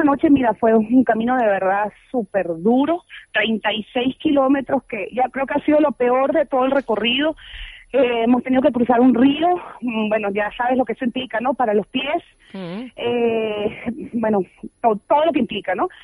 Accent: Margarita Island, Nueva Esparta, Venezuela; moved away; yo vengo de Margarita, pasé la mitad de mi vida en Margarita

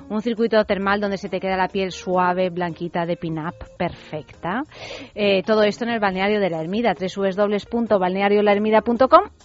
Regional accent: Rome, Lazio, Italy; yo soy romana, ¿sabes? O sea que sí, claro, yo soy nacida en Roma y criada en Roma

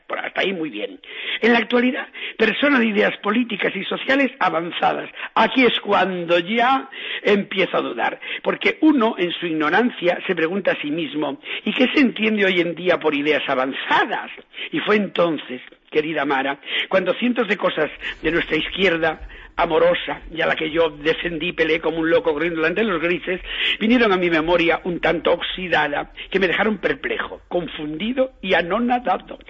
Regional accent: Galicia, Spain; uno como es gallego

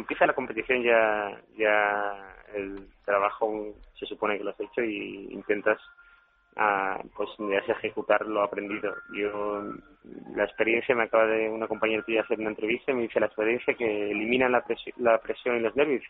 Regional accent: La Línea de la Concepción, Andalusia, Spain; soy del estrecho de Gibraltar, de la línea de Concepción

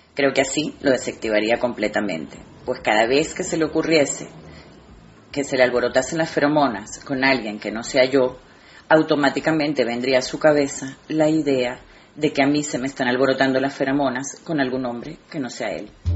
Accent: Venezuela; moved away as an adult; now in Spain; aunque nací en Venezuela, hace 23 años que me vine a vivir a España

